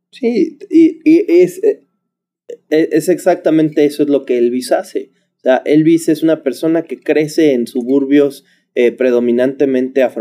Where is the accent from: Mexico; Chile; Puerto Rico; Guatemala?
Mexico; Sí, soy mexicano.